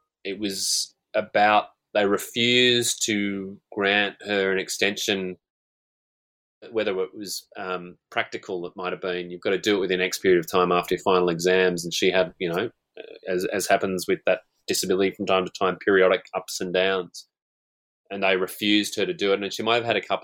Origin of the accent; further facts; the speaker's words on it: Newcastle, New South Wales, Australia; University of Newcastle, my hometown, Newcastle